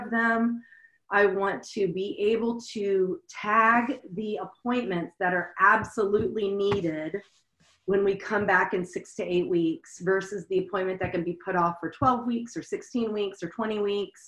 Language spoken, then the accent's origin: English; Louisiana, United States; moved away as an adult; now in Seattle, United States; I'm from Louisiana. I came up to Seattle 20 years ago